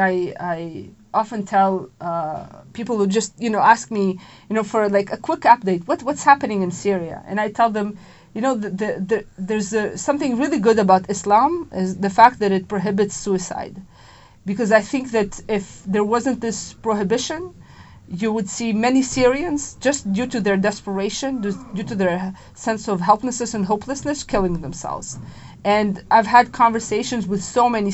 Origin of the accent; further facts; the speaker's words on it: Israel; moved away as an adult; now in Washington, D.C., United States; I'm from Israel